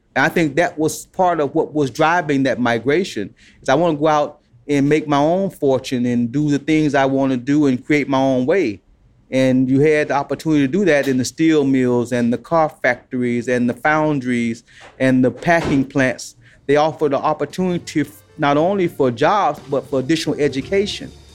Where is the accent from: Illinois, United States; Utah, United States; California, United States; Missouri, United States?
Illinois, United States; Chicago; also born or lived in Alabama; as a kid growing up in Chicago, we always went to the White Sox game